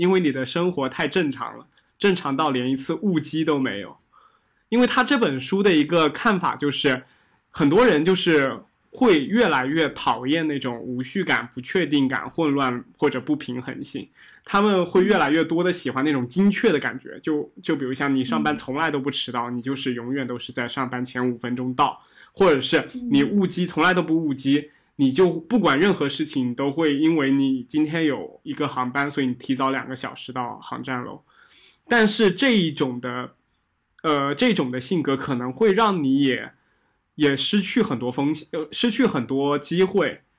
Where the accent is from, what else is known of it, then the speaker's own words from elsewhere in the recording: Fujian, China; 尤其我是福建人，因为我之之前的一些老一辈大大部分做生意的，他们其实有一种非常好的心态，他们很敢于去面对风险。